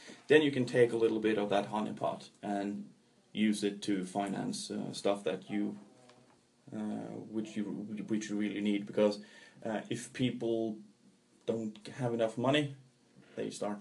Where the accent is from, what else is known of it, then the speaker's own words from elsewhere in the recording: Trondheim, Trøndelag, Norway; my hometown of Trondheim